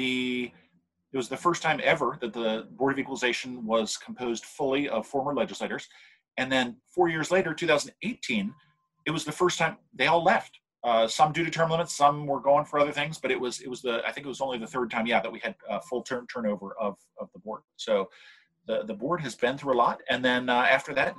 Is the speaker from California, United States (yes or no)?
yes; Monterey, California, United States; now in Sacramento, United States; I grew up down near Monterey